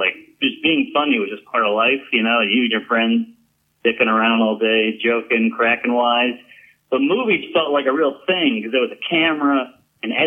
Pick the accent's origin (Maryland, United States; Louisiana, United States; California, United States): Louisiana, United States; New Orleans; born in New Orleans, born and raised